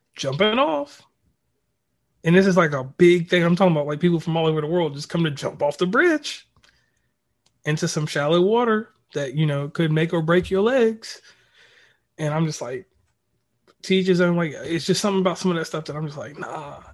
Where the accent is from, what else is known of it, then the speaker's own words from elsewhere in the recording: Lynchburg, Virginia, United States; I'm originally from Virginia. I'm from the middle of Virginia, a little place called Lynchburg